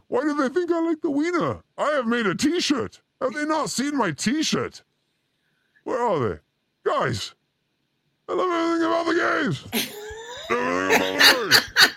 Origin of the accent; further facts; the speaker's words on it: Oregon, United States; I grew up in Oregon.